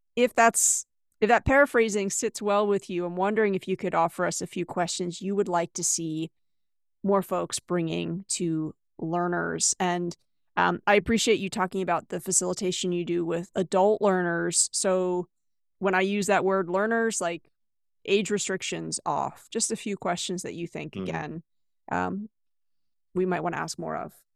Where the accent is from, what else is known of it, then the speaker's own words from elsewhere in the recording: United States; moved away as an adult; also born or lived in China; I am originally from the US, but I've lived and taught in eight different countries